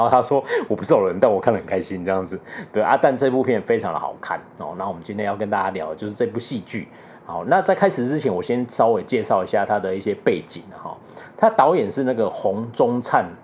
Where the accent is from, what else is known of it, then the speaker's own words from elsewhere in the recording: southern Taiwan, Taiwan; moved away; 因为我们是南部人啊